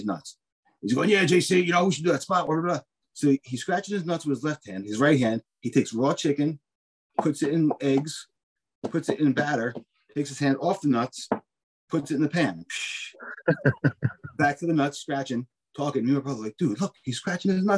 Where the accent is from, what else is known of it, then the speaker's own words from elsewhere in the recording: Spring Lake, New Jersey, United States; I grew up in Spring Lake